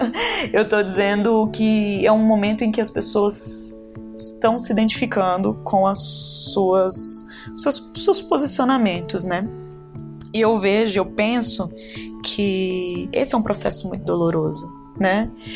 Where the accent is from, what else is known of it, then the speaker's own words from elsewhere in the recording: Ceilândia, Federal District, Brazil; eu fui criada na periferia, na Tailândia, né, que eu fico brincando, que é ali na, na divisa de Taguatinga com Ceilândia